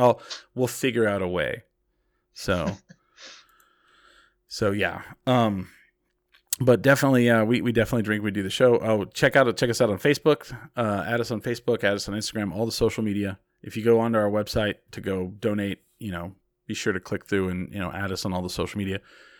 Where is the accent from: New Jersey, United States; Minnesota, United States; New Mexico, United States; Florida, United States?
New Mexico, United States; I'm from New Mexico